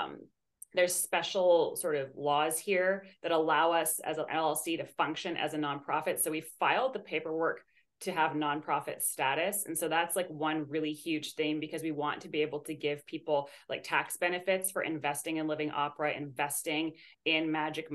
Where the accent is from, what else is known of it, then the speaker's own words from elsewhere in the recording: Canada; moved away as an adult; now in United States; I'm from Canada originally, and I'm a dual citizen with Canada and Greece, but I've been in the States the last couple of years.